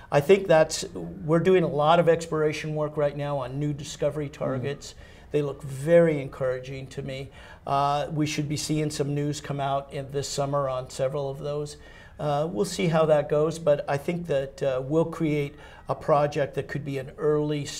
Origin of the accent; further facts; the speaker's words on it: United States; I'm an American